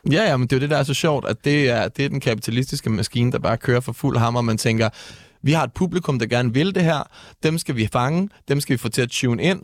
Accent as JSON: {"language": "Danish", "town": "Næstved", "region": "Zealand", "country": "Denmark", "tie": "born or raised there", "moved": "yes", "lives_now": "Copenhagen, Denmark", "said": "jeg kommer oprindeligt fra Næstved"}